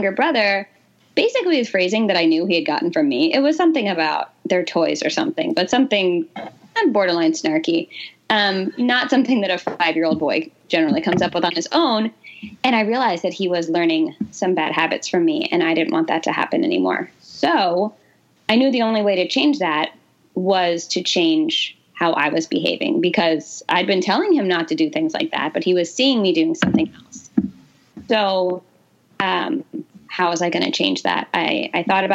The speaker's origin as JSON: {"language": "English", "region": "New Jersey", "country": "United States", "tie": "born or raised there", "said": "So I grew up in New Jersey."}